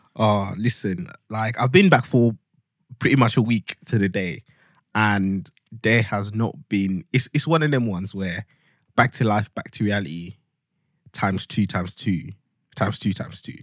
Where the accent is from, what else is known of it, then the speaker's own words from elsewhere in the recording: Luanshya, Copperbelt Province, Zambia; now in United Kingdom; I'm a boy from Luanshya